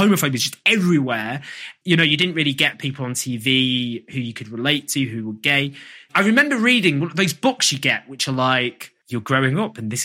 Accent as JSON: {"language": "English", "town": "Stockport", "region": "North West England", "country": "United Kingdom", "tie": "born or raised there", "said": "I grew up in Stockport"}